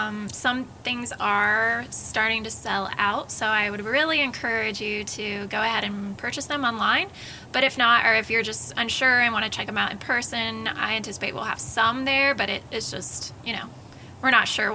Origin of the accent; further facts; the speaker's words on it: Ohio, United States; I grew up in Ohio, so I was surrounded by cornfields